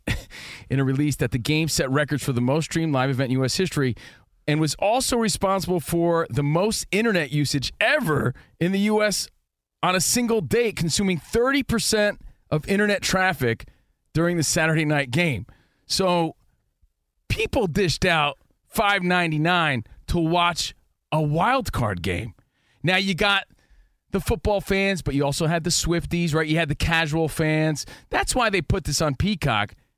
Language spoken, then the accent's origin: English; East Coast, United States; moved away; We grew up on the East Coast